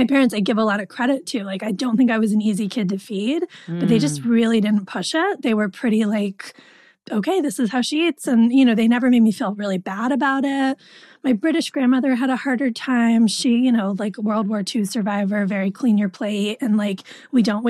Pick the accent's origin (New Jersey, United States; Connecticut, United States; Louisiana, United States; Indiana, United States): Connecticut, United States; moved away; I grew up in Connecticut